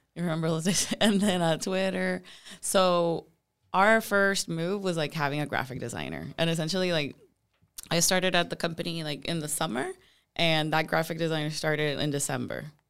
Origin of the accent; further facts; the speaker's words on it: Puerto Rico; moved away as an adult; now in Tampa, United States; I'm originally from Puerto Rico